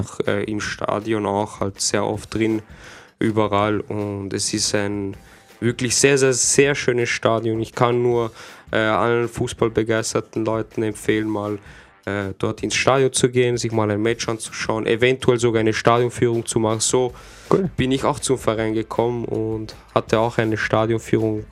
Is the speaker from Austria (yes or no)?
yes; Austria; bei uns in Österreich